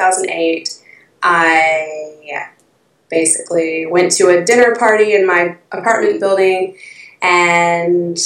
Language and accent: English; the South, Georgia, United States; moved away as an adult; now in London, United Kingdom; I'm originally from the States, in Georgia, in the South